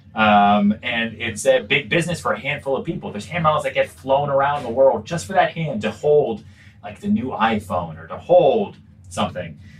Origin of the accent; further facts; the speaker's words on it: outside Boston, North Shore, Massachusetts, United States; also born or lived in Texas / Long Island; I grew up outside Boston, really. I was I lived on Long Island for a little bit, but really kind of my, my formative years. So, you know, junior high, high school was was outside Boston and the North Shore.